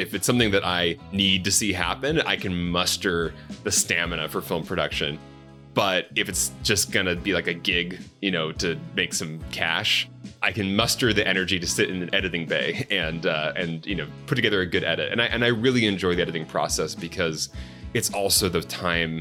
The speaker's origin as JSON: {"language": "English", "town": "Chandler", "region": "Arizona", "country": "United States", "tie": "born or raised there", "also_born_or_lived": "Mesa, Arizona", "said": "I grew up mostly in Chandler, Arizona, classic 90s American suburbs"}